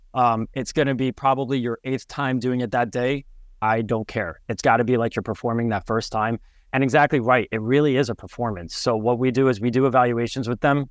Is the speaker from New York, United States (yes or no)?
yes; Westchester, New York, United States; moved away; also born or lived in Connecticut; I'm originally from Westchester, New York, right outside of New York City. And, um, grew up in the suburban